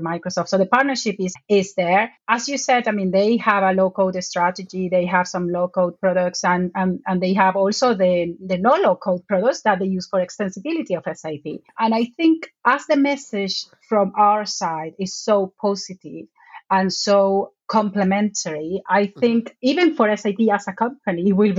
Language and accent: English; Venezuela; moved away as an adult; now in United Kingdom; I'm originally from Venezuela